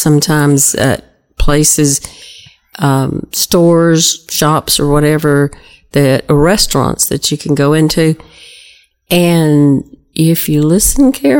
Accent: South Georgia, United States; There's things I say because I'm from South Georgia that don't sound like anybody else.

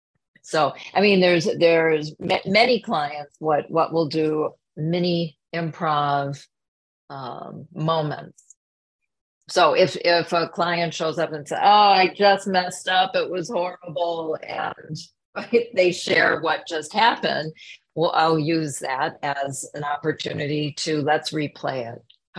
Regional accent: Minneapolis, Minnesota, United States; moved away; also born or lived in New York; I grew up in Minneapolis

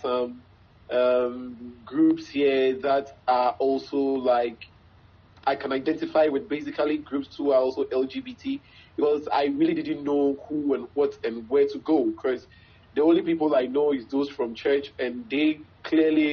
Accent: Ghana; I'm from Ghana. I'm a Ghanaian. My parents are Ghanaian. My grandparents are Ghanaian.

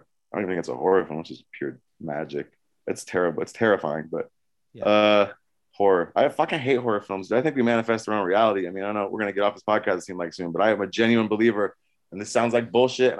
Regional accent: California, United States; born there; I was born in California, so I just take it for granted.

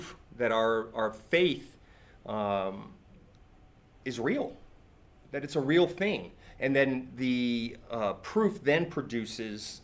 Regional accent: California, United States; born or raised there; moved away

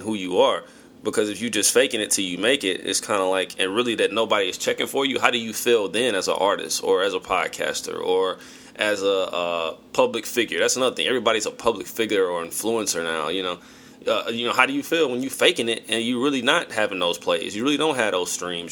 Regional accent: St. Louis, Missouri, United States; my hometown, St. Louis

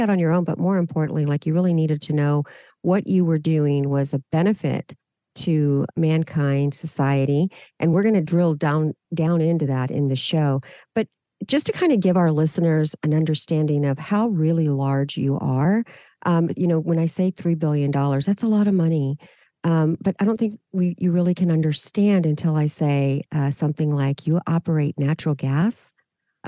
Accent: South Texas, United States; We're both from South Texas

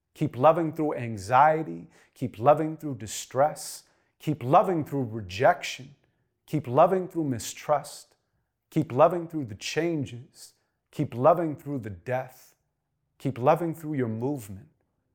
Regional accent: Santa Monica, California, United States; I grew up in Santa Monica, California. My mom's a school teacher.

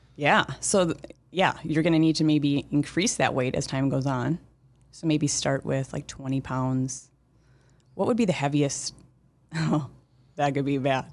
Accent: Moorhead, Minnesota, United States; I'm from Moorhead, uh, Minnesota. Grew up there, uh, still live here in town.

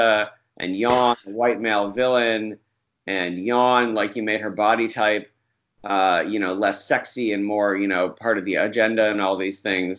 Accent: Central New York, United States; I'm from Central New York

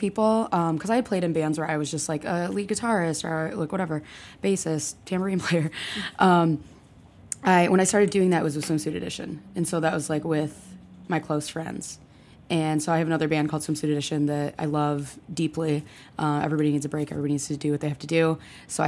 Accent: Michigan, United States; also born or lived in Lansing; now in Chicago, United States; I grew up in Michigan

